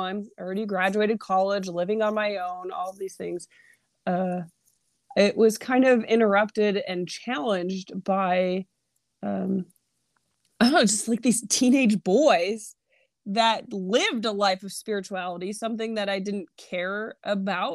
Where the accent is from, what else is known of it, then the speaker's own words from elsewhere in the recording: New York, United States; My upbringing. I am from New York. I am a typical stubborn New Yorker